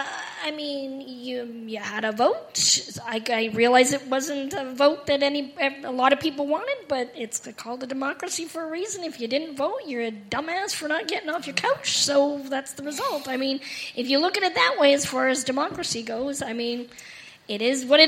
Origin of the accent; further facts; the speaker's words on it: Canada; moved away as an adult; also born or lived in United States; now in United Kingdom; I'm born and raised in Canada. I'm also American, and I've been working in the UK for 16 years and living here for 3.